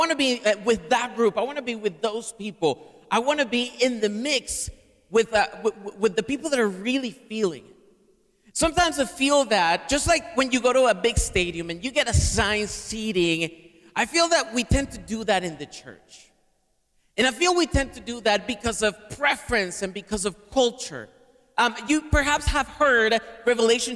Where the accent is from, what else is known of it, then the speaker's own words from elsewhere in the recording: Caracas, Capital District, Venezuela; English is a second language; now in United States; I'm from Caracas, Venezuela, originally, which is in the northern tip of South America. I've been in the U.S. for 23 years.